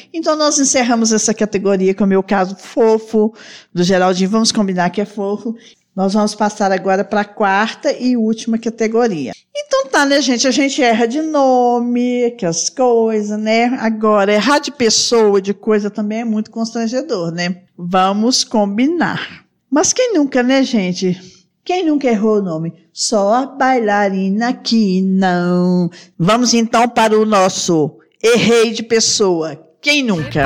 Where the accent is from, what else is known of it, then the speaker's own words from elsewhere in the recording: Barbacena, Minas Gerais, Brazil; quando eu era criança pequena lá em Barbatena